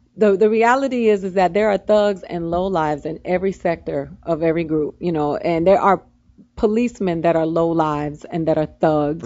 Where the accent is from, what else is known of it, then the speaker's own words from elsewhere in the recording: Miami, Florida, United States; I come from Miami where we did riot